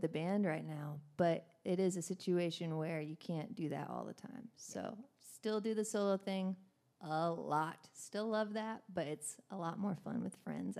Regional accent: Washington, United States; now in Austin, United States; Washington State, little northwest corner of the country.

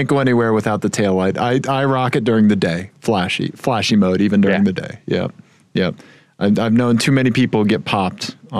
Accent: Missouri, United States; now in Colorado, United States; I grew up in Missouri

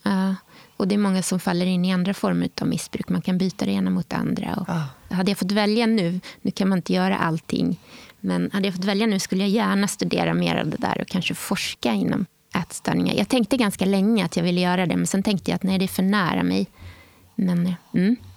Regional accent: Åhus, Skåne, Sweden; Jag är uppvuxen i Skåne en ort som heter Åhus på östra kusten

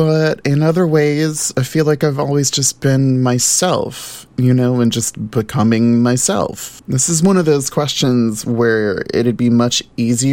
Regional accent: New Orleans, Louisiana, United States; for the first 18 years of my life growing up in New Orleans

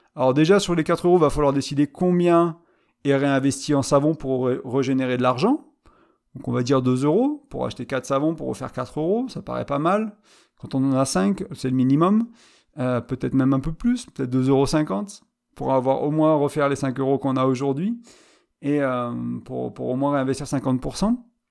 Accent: France; moved away as an adult; je suis revenu là où j'ai grandi. Et je suis parti à vingt ans, j'en ai trente-cinq

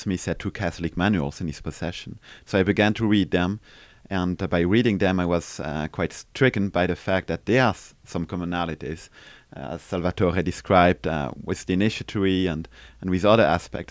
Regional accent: Strasbourg, Grand Est, France; now in Besançon, France; I was born in Strasbourg.

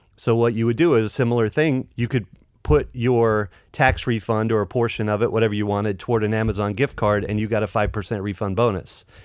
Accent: Clayton, North Carolina, United States; I grew up in Clayton, North Carolina.

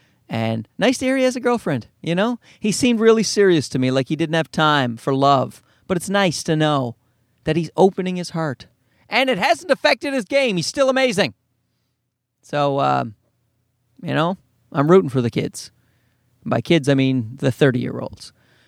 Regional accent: East Coast, Canada; He's from the East Coast of Canada, and I'm from the East Coast of Canada. We're not from the exact same place, but it's decently close.

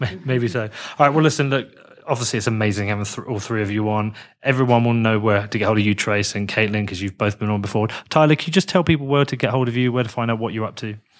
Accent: United Kingdom

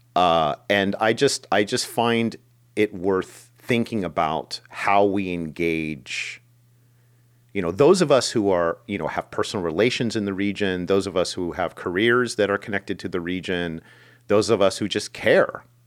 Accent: United States; for most of my life, living and growing up in America

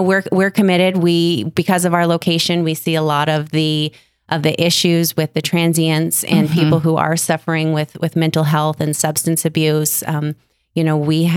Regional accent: Billings, Montana, United States; I'm from Billings

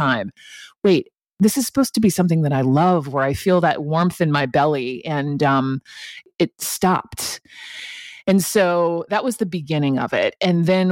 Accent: Atlanta, Georgia, United States; growing up in Atlanta

